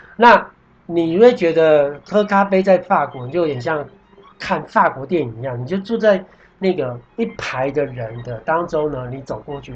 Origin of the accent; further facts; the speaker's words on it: Taiwan; moved away; also born or lived in France; 我们台湾人可能有时候弹业务，或弹一些事情，就我们约在咖啡馆